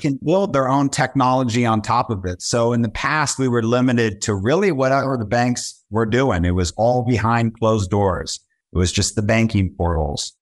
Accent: Southern California, United States; now in Brooklyn, New York, United States; based out of Brooklyn, New York, born and raised in Southern California

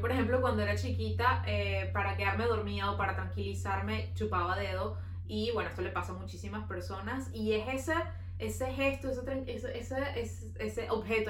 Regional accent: Venezuela; now in Montreal, Canada

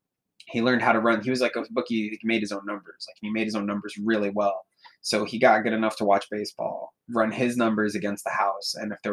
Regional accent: Midwest, United States; moved away as an adult; also born or lived in Las Vegas; adjusting being like a Midwesterner.

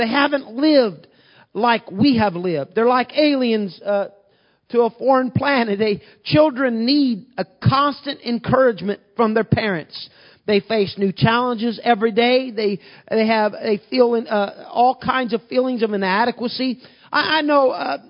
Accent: Southern Illinois, United States; moved away as an adult; now in Bloomington, United States; I moved from Podunk, Illinois, Southern Illinois, a town of 1,800 people

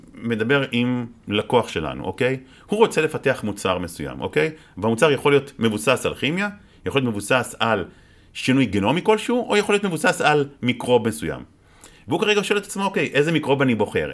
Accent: Israel

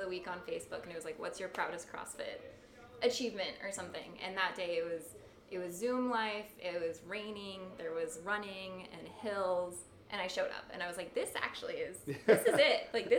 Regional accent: Littleton, Colorado, United States; moved away as an adult; also born or lived in Boston; Yeah, so I grew up in Littleton, Colorado, just outside of Denver. I did that until I was 18, and then I went to Boston for undergrad.

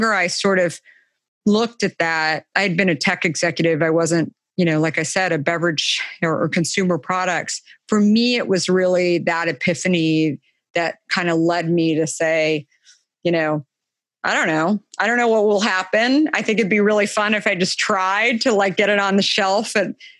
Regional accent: Arizona, United States; I grew up in Arizona, so summers are hot

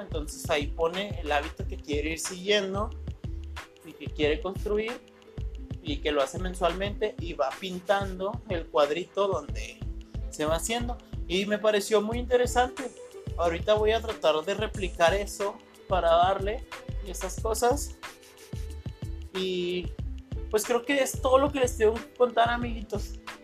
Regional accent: Ciudad Juárez, Chihuahua, Mexico; soy de Ciudad Juárez

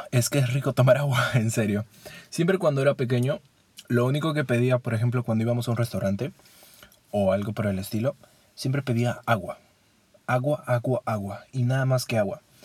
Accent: Peru; Como buen peruano que soy, extraño la Inca-Kola

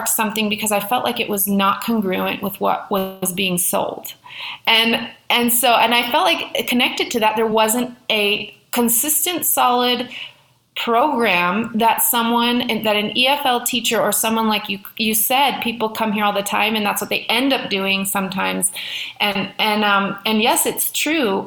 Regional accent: Washington, United States; now in Mexico; I'm from Washington State

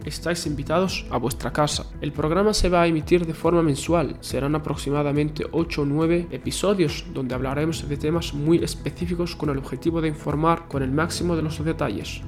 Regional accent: Spain; moved away as an adult; now in Belluno, Italy; Soy español y actualmente me encuentro realizando un voluntariado del Cuerpo Europeo de Solidaridad a través de la Asociación Comitato de Intesa de Beluno

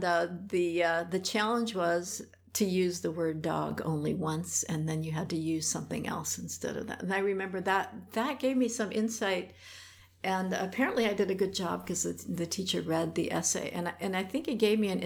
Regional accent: Detroit, Michigan, United States; first language Polish; English is a second language; moved away; also born or lived in Hamburg, Germany; I grew up in Detroit

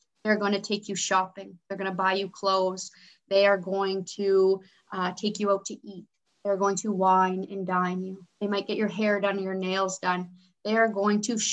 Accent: Canada; I was born and raised in Canada

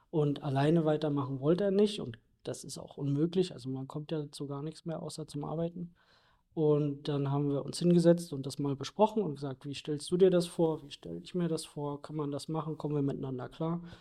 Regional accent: Berlin, Germany; bin hier groß geworden in der Gegend um Norden Berlin. Und das war schon immer meine Heimat

